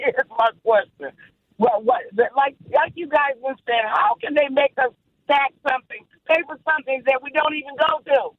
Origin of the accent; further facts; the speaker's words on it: Michigan, United States; now in Milwaukee, United States; I'm from Michigan.